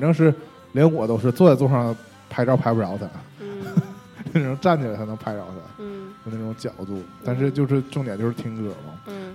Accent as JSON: {"language": "Chinese", "country": "China", "said": "我们作为我们中国人"}